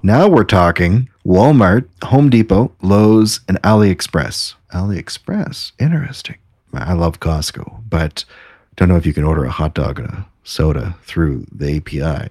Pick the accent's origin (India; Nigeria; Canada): Canada; As a Canadian